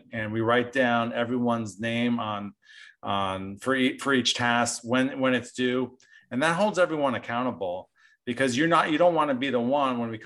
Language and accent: English; New Jersey, United States; moved away; also born or lived in Southern California; I grew up in New Jersey